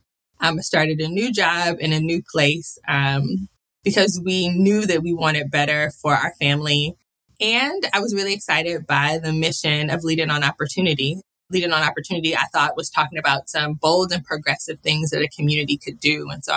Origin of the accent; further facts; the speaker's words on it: Detroit, Michigan, United States; moved away as an adult; now in Charlotte, United States; before relocating to Charlotte in September of 2020, I actually was located in my hometown of Detroit, Michigan, which is where I was born and raised